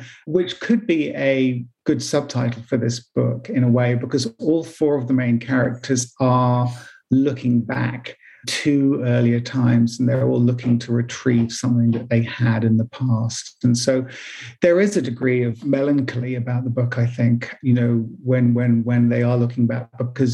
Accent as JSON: {"language": "English", "region": "England", "country": "United Kingdom"}